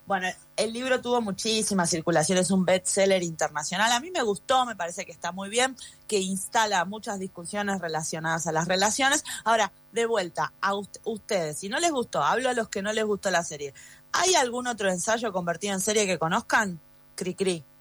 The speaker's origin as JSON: {"language": "Spanish", "region": "Buenos Aires", "country": "Argentina", "tie": "born or raised there", "moved": "yes", "said": "yo hace muchos años que no vivo en Buenos Aires, que nací, crecí en Buenos Aires"}